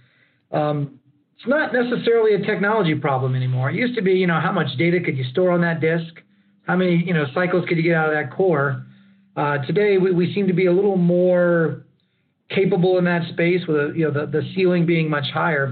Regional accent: Lockhart, Texas, United States; born or raised there; also born or lived in Austin, Texas

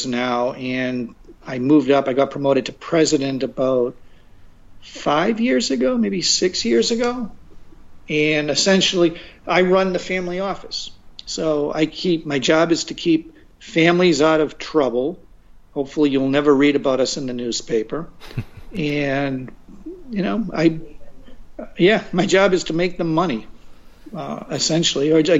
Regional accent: Revere, Massachusetts, United States; moved away as an adult; also born or lived in Chicago, Illinois; now in Los Angeles, United States; I grew up in Boston and grew up in a city called Revere, which is North Side, primarily Italians

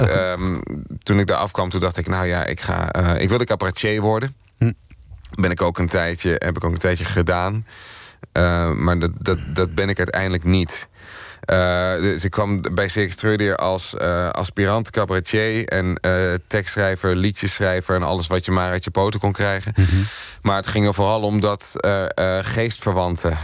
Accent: Gouda, South Holland, Netherlands; moved away as an adult; also born or lived in Amsterdam / Rotterdam; Gouda, waar ik overigens ook vandaan kom

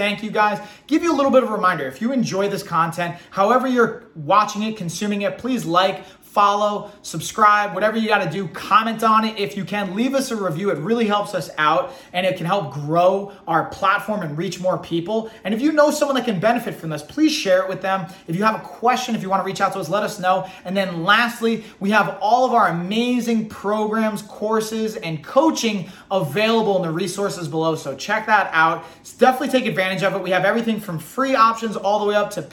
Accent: Long Island, New York, United States; I'm from Long Island

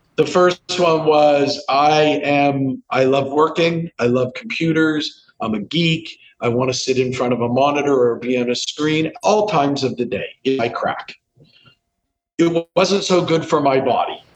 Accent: Canada; I grew up in Canada

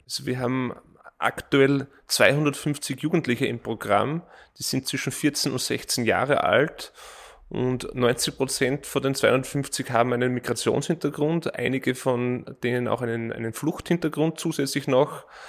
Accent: East Styria, Austria; now in Vienna, Austria; Ich komme ursprünglich aus der Steiermark, in der Oststeiermark

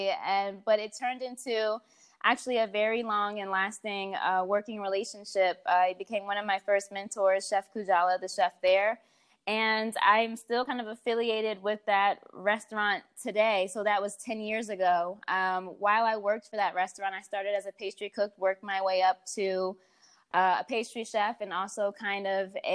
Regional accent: Baltimore, Maryland, United States; moved away as an adult; now in Washington, D.C., United States; I grew up actually in Baltimore. And then as an adult, I moved to D.C. where my career got started

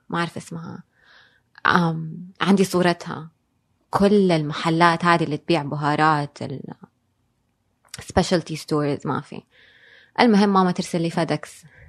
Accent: Jeddah, Makkah Province, Saudi Arabia; also born or lived in Dubai / New York; إحنا في الحجاز أو في جدة بالذات

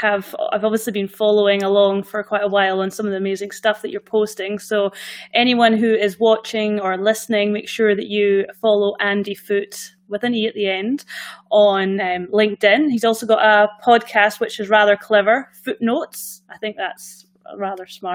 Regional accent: Scotland, United Kingdom; accent: Scottish; obviously I've got the Scottish accent, but I'm Scottish.

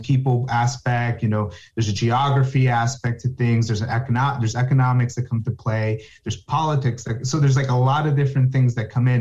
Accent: New Jersey, United States; I'm from New Jersey, born in New Jersey, raised, college, everything in New Jersey

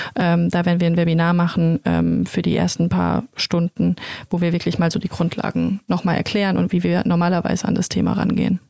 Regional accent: Germany; also born or lived in Mannheim; wir kommen alle aus der Region, keiner von uns kommt aus Mannheim

